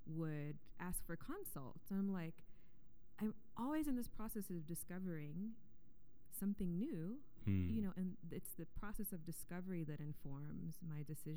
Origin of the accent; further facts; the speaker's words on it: Columbia, Louisiana, United States; also born or lived in Yokosuka, Japan / New Orleans; we moved from Yokosuka to Columbia, Louisiana, and moved in with my grandma